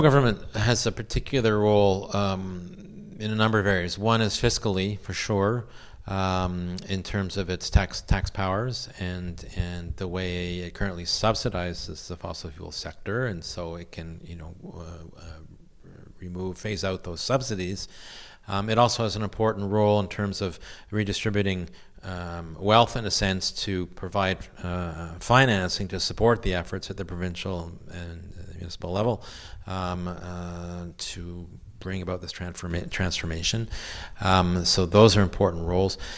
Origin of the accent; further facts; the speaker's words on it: Quebec, Canada; I grew up in Quebec at a, a time of, of, tremendous change.